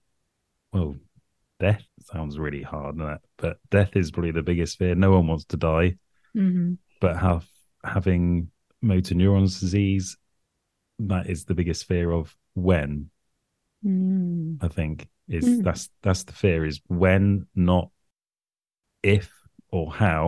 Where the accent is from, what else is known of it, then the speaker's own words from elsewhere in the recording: United Kingdom; The weird accent is because I'm from the UK.